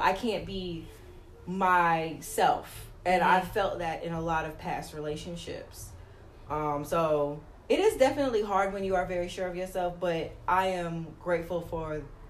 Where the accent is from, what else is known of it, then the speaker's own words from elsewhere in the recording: New York, United States; now in Atlanta, United States; I'm originally from New York, but I didn't get to live my 20s in New York.